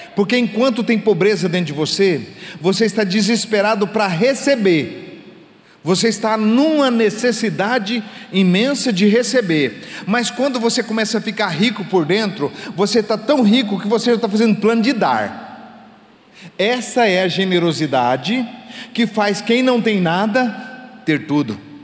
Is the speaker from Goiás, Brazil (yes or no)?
yes; Goiás, Brazil; accent: goiano; um palavreado bem goiano, lá da minha terra